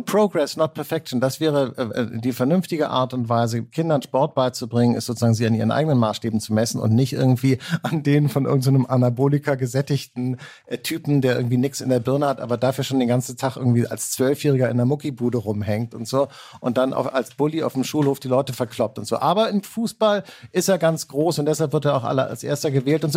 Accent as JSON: {"language": "German", "region": "Hamburg", "country": "Germany", "said": "wie man äh, äh, bei uns in Hamburg sagt"}